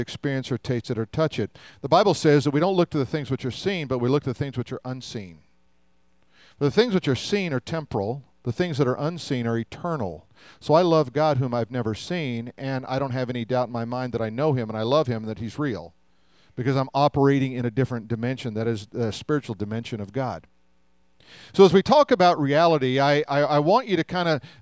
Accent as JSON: {"language": "English", "town": "Denver", "region": "Colorado", "country": "United States", "tie": "born or raised there", "said": "When I was a kid, we grew up in Denver"}